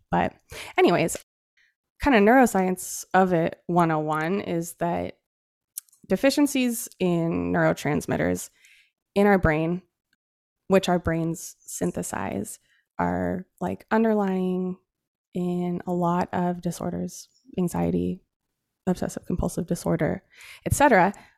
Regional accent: Central Oregon, United States; I grew up in Oregon, in Central Oregon, in a really blue collar family.

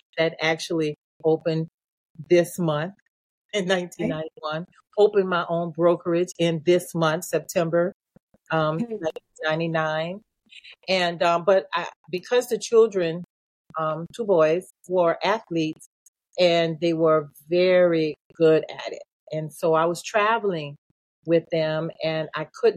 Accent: New Orleans, Louisiana, United States; also born or lived in Georgia; I'm from New Orleans. Evacuated to Georgia

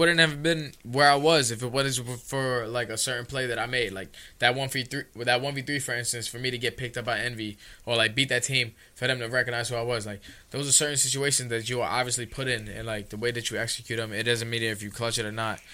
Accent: New York City, New York, United States; I was a kid from the Bronx from Soundview, literally from where we

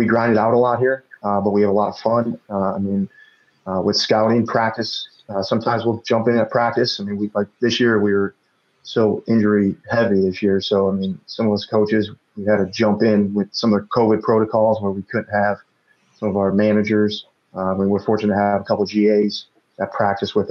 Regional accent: Chicago, Illinois, United States; moved away as an adult; also born or lived in Wayne, Nebraska; I grew up in Chicago my whole life, moving out to Wayne, Nebraska

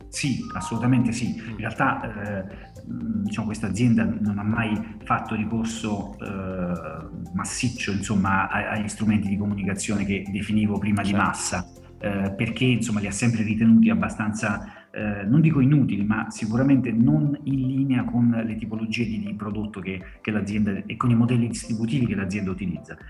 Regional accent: Salerno, Campania, Italy; sono eh, campano di Salerno, quindi lavoro per un'azienda della mia, della mia terra

